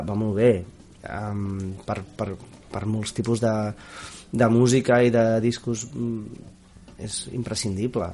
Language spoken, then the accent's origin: Catalan; Barcelona, Catalonia, Spain; jo sóc de Sants